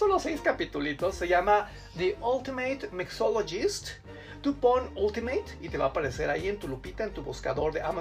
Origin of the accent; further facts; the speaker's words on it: Mexico; Yo creo que es nuestra obligación como mexicanos ofrecer nuestra solidaridad.